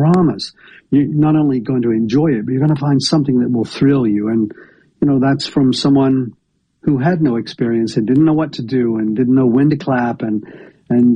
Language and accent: English; northern Georgia, United States; also born or lived in Atlanta, Georgia; now in Tupelo, United States; I grew up in a rural place in northern Georgia without access to music